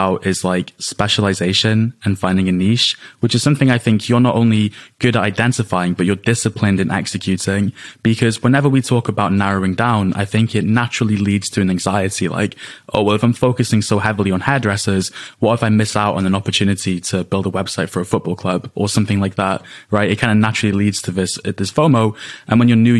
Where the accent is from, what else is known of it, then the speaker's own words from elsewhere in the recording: United Kingdom; we're British